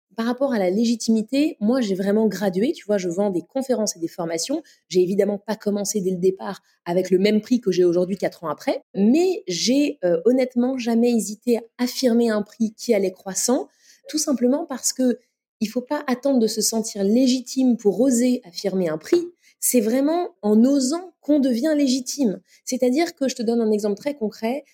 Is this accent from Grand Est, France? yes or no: no; Paris, Île-de-France, France; also born or lived in São Paulo / New York / Lille; je suis née à Paris